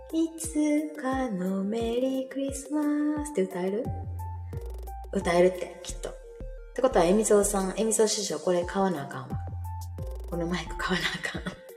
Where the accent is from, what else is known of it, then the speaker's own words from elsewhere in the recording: Kansai, Japan; 関西のおばちゃんです